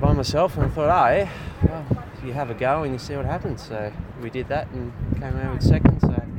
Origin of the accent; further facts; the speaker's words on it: Hobart, Tasmania, Australia; I'm from Hobart, and we're bred pretty tough down that way